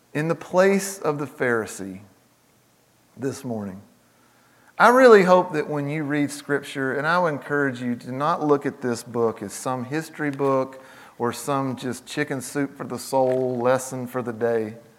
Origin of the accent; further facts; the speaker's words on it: the South, United States; I grew up in the South, I pastored in the South.